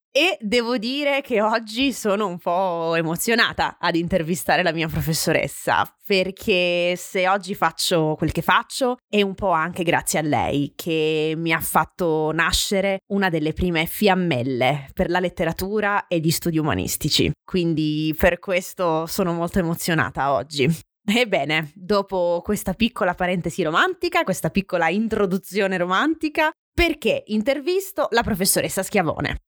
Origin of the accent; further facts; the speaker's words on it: Francavilla Fontana, Apulia, Italy; il mio paese, Francavilla Fontana